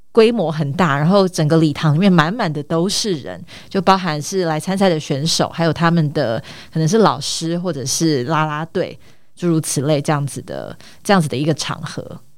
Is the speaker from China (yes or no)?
no; Taitung, Taitung County, Taiwan; moved away as an adult; also born or lived in United States / Taipei; 我从小到大都在台东长大。 那从，呃，大概应该说我十八岁才上台北来念大学。 但是，呃，在台东的成长的过程当中，其实有几年的时间，因为我父亲的关系， 所以我们一家有到美国去生活了四年。因为我爸爸那个时候去念博士班